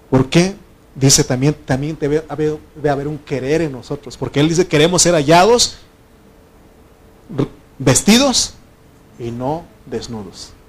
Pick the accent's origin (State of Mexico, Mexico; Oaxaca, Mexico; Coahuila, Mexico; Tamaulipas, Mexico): Oaxaca, Mexico; moved away; No sabes por qué me vine de Oaxaca, yo era el problema. Y yo aquí sigo siendo el problema aquí.